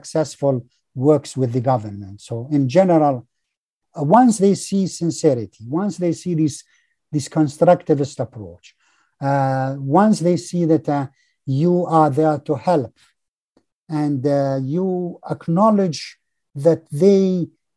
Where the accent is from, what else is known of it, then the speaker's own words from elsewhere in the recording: Tajikistan; moved away as an adult; now in Canada; I'm Canadian, but I'm also Tajik Canadian. I have lived and grown there